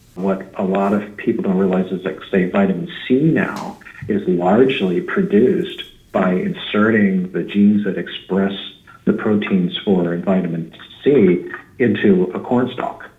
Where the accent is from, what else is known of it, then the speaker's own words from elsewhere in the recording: just outside of Philadelphia, New Jersey, United States; moved away as an adult; now in California, United States; I'm originally from New Jersey, just outside of Philadelphia, and I've been living in California for about 28 years